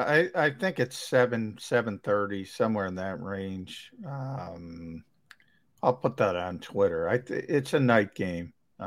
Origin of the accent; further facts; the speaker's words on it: Minnesota, United States; moved away; I'm from Minnesota.